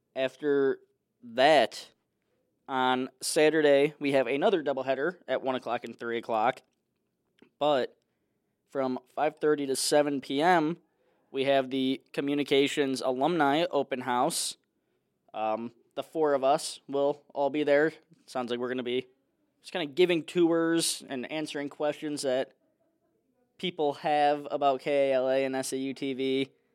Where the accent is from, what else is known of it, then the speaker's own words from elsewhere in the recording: Chicago, Illinois, United States; moved away; I'm from Chicago